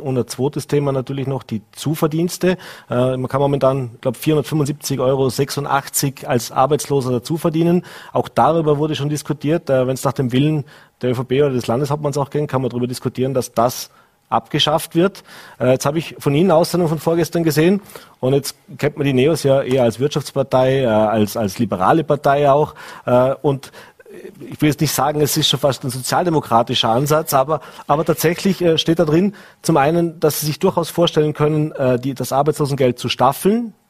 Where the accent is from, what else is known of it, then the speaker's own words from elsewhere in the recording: Vorarlberg, Austria; als Vorarlberger